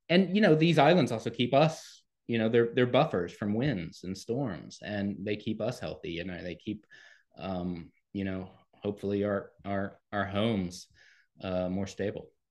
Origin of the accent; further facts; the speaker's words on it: Lafayette, Louisiana, United States; U L L, or the University of Louisiana at Lafayette, in my hometown of Lafayette